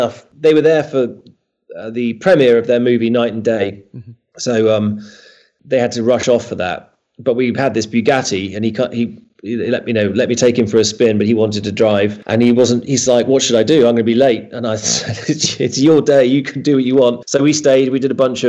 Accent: United Kingdom; growing up in Britain

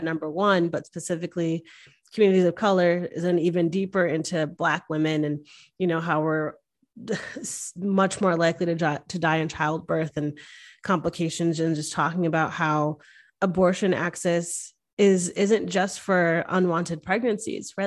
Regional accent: the North, United States; now in Texas, United States; I come from the North

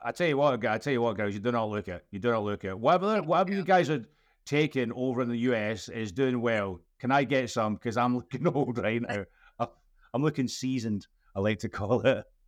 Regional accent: Scotland, United Kingdom; I'm Scottish and bald and old

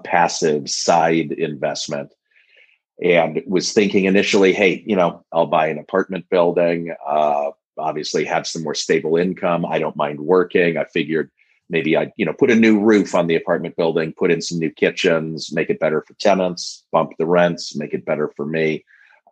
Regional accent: Denver, Colorado, United States; I grew up in Denver.

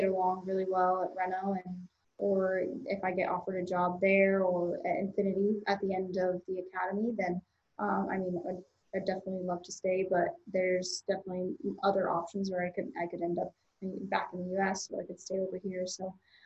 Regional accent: Grand Junction, Colorado, United States; also born or lived in Golden, Colorado; I am from Grand Junction, Colorado, originally, born and raised there for most of my life.

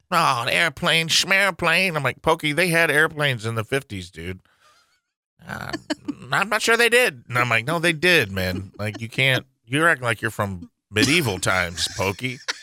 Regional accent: St. Louis, Missouri, United States; I'm from Saint Louis

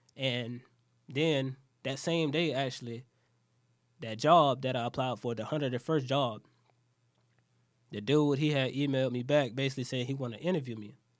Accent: Jacksonville, Florida, United States; I'm from Jacksonville.

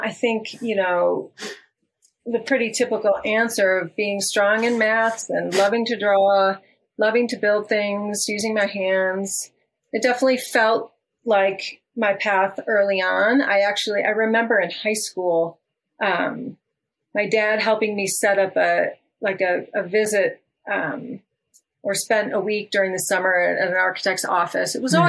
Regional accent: Detroit, Michigan, United States; also born or lived in Washington / California / Peru; now in Colorado, United States; I grew up outside of Detroit, in Michigan. My My father worked for Ford Motor Company for 25 years. So we grew up in a suburb outside of Detroit.

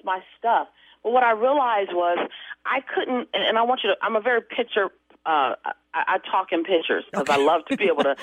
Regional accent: Los Angeles, California, United States; I come from South Central LA. My family was broke all my life

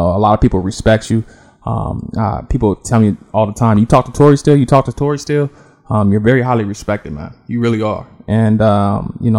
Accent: Los Angeles, California, United States; accent: southern slang, West Coast drawl; I was born and raised in Los Angeles, California

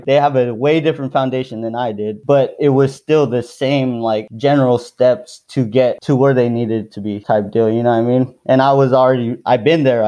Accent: Daly City, California, United States; also born or lived in Philippines; we moved back to, like, Daly City, San Francisco.

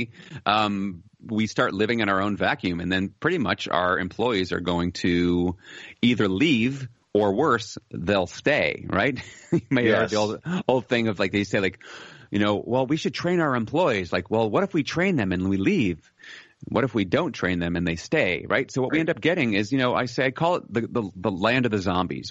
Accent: United States; moved away as an adult; now in Netherlands; I'm an American by birth, but I'm living in the Netherlands

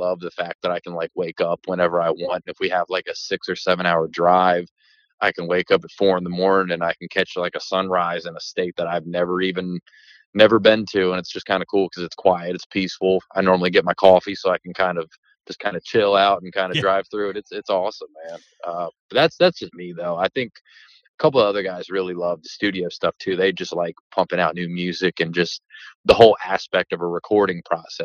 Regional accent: Maryland, United States; we're from Maryland

